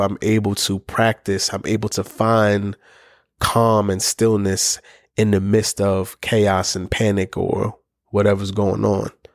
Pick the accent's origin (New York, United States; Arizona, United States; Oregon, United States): New York, United States; New York City; I'm a kid from the Bronx